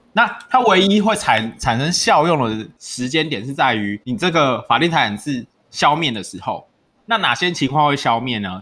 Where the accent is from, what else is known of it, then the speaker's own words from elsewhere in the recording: Yujing, Tainan, Taiwan; 我的家乡预警